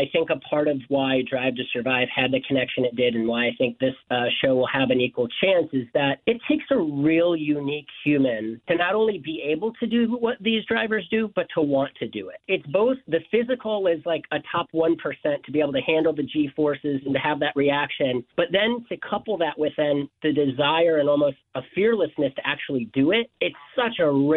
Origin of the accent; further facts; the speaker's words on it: Detroit, Michigan, United States; growing up in Detroit